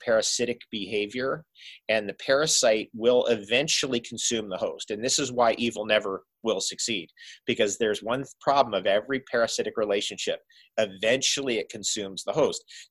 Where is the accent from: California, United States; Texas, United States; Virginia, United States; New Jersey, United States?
New Jersey, United States; Toms River; also born or lived in Seaside Heights, New Jersey / Philadelphia, Pennsylvania / New York City, New York; we lived on the Jersey Shore, an hour drive from the Jersey Shore where we were, Tom's River, where I was born in Seaside Heights